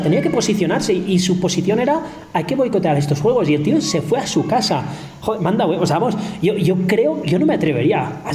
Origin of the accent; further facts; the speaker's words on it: Spain; now in Kenya; los españoles somos muy españoles